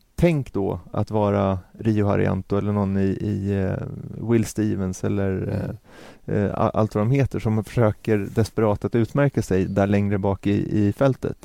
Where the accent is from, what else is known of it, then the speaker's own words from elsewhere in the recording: Sweden; som svensk